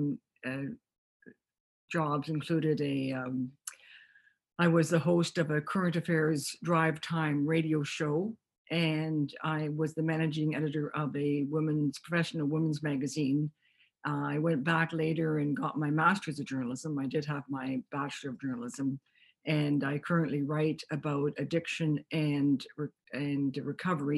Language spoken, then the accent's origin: English; Toronto, Ontario, Canada; moved away as an adult; now in Vancouver, Canada; I grew up in Toronto